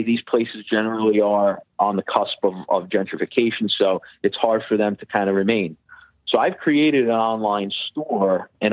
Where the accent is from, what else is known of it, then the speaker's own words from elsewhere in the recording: New York City, New York, United States; growing up in Bay Ridge